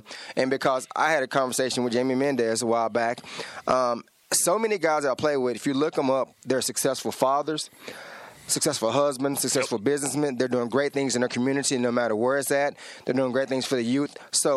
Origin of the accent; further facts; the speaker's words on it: Dallas, Texas, United States; now in Manhattan, Kansas, United States; I'm from the Dallas area